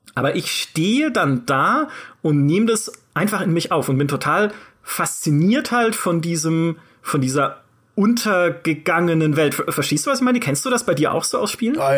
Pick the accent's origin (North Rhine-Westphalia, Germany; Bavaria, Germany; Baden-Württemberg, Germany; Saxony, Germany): Baden-Württemberg, Germany; a village near Karlsruhe; in dem Dorf, in dem ich aufgewachsen bin, so ein 4000 Seelenort in der Nähe von Karlsruhe